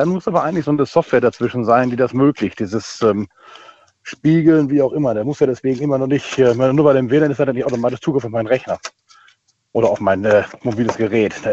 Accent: Rhineland-Palatinate, Germany; aus Achso. Westerwald und bin aber gerade auch in Siegburg angekommen.

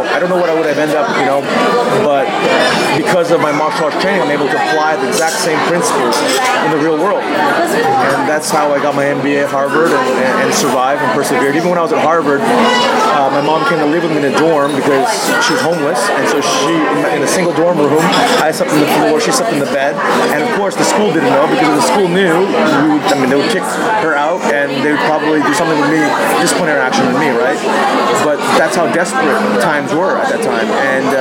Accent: Thailand; moved away as an adult; also born or lived in Boston area, United States; I grew up in Thailand

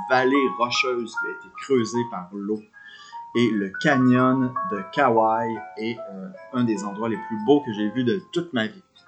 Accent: Quebec, Canada; moved away as an adult; also born or lived in Montreal; now in Victoria, Canada; je viens du Québec

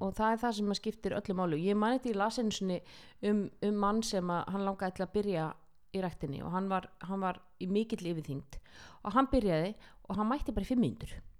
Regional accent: Iceland

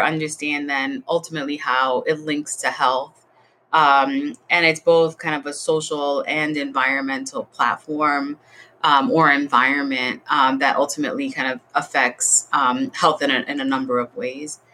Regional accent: New York City, New York, United States; when I was growing up in the South Bronx. And I was born in a Section 8 building

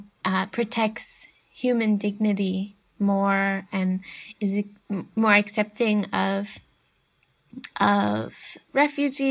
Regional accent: United States; I'm an American

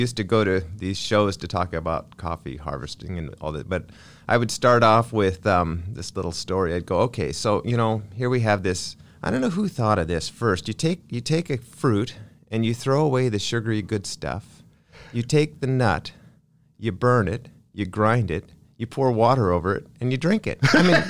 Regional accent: Lynden, Washington, United States; in Lynden.

